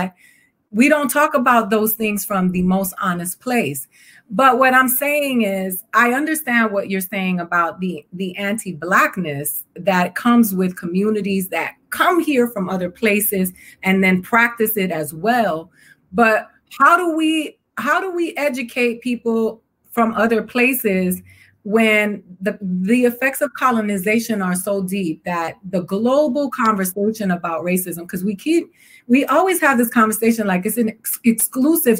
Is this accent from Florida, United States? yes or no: yes; Miami, Florida, United States; also born or lived in New York / Dominican Republic; I grew up in Miami, Florida, between Miami and New York, but I lived in the Dominican Republic when I was little